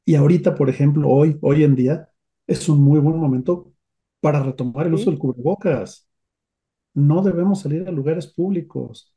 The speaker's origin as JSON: {"language": "Spanish", "country": "Mexico", "said": "En nuestro país"}